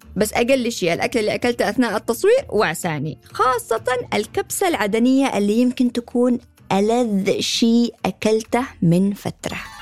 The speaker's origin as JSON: {"language": "Arabic", "town": "Sanaa", "region": "Amanat Al Asimah", "country": "Yemen", "tie": "born or raised there", "moved": "as an adult", "said": "صنعاء مدينتي اللي ولدت فيها وتربيت"}